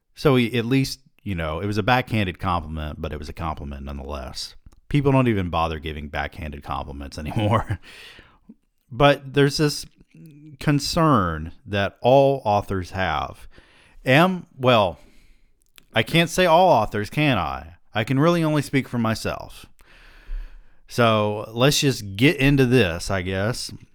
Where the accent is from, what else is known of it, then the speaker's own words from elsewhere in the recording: the South, United States; I'm from the South